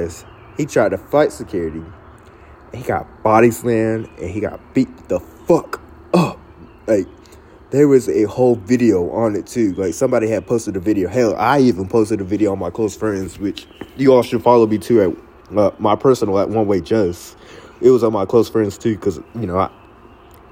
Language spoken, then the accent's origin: English; Cary, North Carolina, United States; also born or lived in Pembroke, North Carolina; my hometown